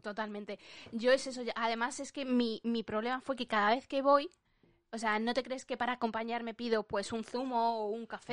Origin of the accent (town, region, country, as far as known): Spain; moved away as an adult; now in United Kingdom